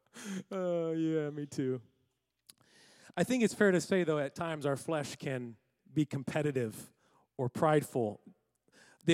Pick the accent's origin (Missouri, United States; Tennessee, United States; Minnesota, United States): Missouri, United States; We're from Missouri.